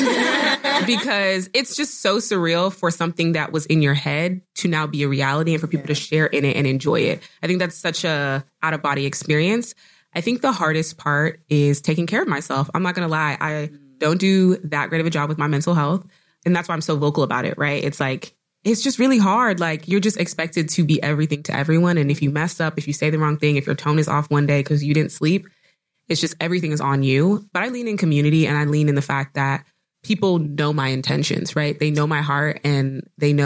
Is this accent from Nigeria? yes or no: yes; Nigeria; I'm Nigerian